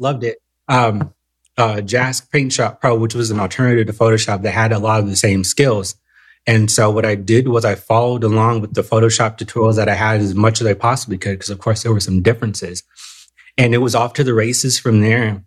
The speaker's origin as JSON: {"language": "English", "region": "Southern California", "country": "United States", "moved": "yes", "said": "I'm originally from Southern California"}